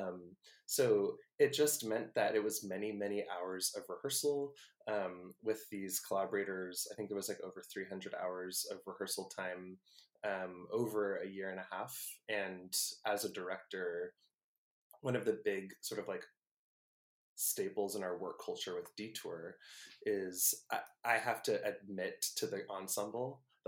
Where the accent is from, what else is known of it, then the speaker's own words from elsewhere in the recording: the Bay Area, California, United States; I'm from the Bay